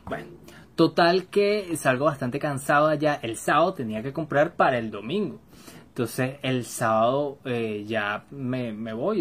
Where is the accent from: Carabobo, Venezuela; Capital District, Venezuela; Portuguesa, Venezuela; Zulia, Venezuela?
Capital District, Venezuela; Caracas; Yo soy de Caracas, Venezuela